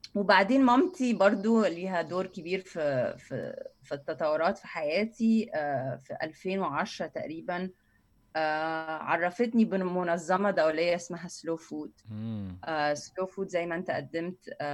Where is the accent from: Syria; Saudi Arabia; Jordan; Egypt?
Egypt; Cairo, Cairo Governorate; انا اهلي من وسط البلد يعني من السيده زينب